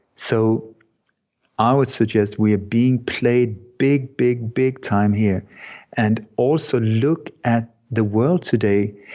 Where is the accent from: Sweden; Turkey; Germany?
Sweden; moved away; also born or lived in Denmark; I was born in Denmark, but I grew up in Sweden